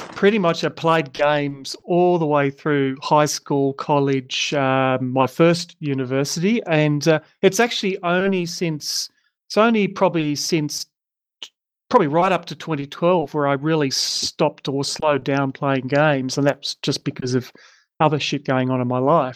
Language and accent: English; Tasmania, Australia; I'm actually from Tasmania